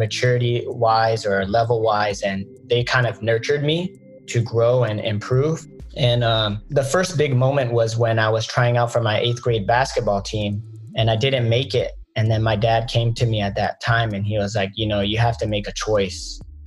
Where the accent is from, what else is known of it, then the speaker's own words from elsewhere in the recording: Atlanta, Georgia, United States; I grew up in Atlanta, very small badminton population.